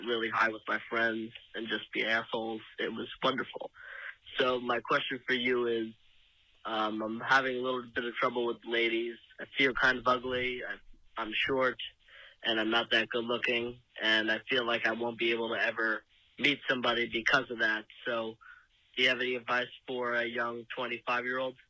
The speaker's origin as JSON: {"language": "English", "town": "Watertown", "region": "New York", "country": "United States", "tie": "born or raised there", "said": "I am actually from Watertown, New York, so I'm pretty close by you. I grew up around that same neck of the woods."}